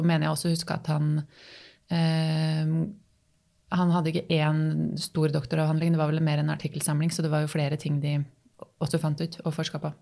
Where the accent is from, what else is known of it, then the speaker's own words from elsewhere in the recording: Tangen, Innlandet, Norway; moved away as an adult; also born or lived in Oslo; now in Hamar, Norway; Jeg er oppvokst på Tangen, som ligger tre mil lenger sør